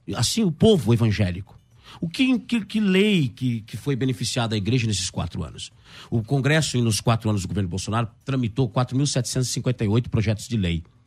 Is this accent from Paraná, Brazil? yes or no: yes; interior of Paraná, Brazil; moved away; eu vim do interior do Paraná